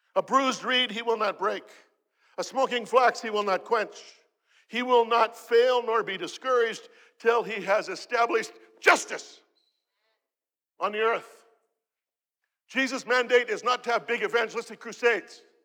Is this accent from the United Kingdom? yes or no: no; Canada; I'm from Canada.